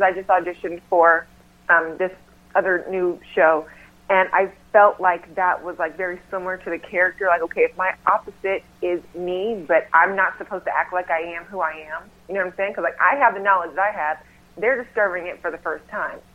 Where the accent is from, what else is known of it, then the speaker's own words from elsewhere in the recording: North Carolina, United States; now in Los Angeles, United States; back home. I'm from North Carolina